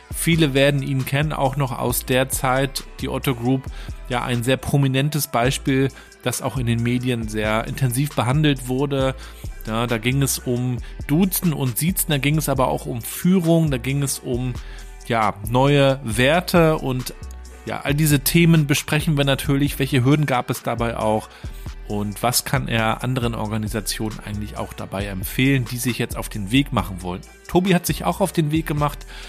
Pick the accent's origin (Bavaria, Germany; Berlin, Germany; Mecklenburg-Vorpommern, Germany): Mecklenburg-Vorpommern, Germany; Rostock; war dann bei der Ostseesparkasse hier in Rostock, wo ich aufgewachsen bin